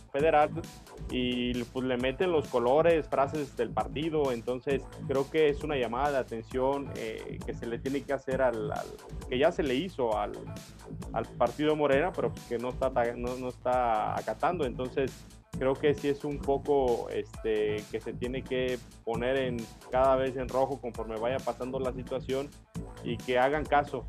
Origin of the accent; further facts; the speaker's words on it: Mexico; nosotros como ciudadanos mexicanos